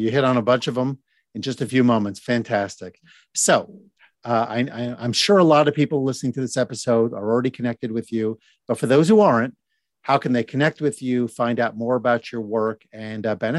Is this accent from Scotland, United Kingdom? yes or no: no; Birmingham, West Midlands, United Kingdom; A neat thing about growing up in Birmingham, Birmingham, UK, by the way, not Alabama.